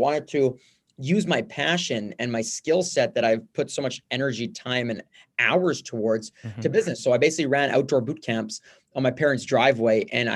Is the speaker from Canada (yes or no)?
yes; Montreal, Quebec, Canada; also born or lived in London, Ontario; I grew up here in Montreal